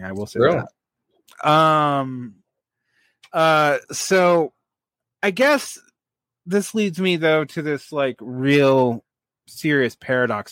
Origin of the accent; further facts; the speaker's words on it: Georgia, United States; it's my home state